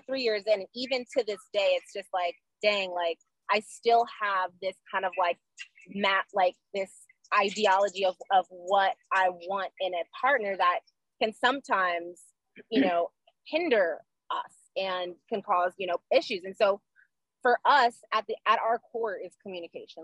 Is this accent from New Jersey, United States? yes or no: no; Orlando, Florida, United States; moved away as an adult; also born or lived in South Korea; now in Maryland, United States; I'm born and raised uh, in Orlando, Florida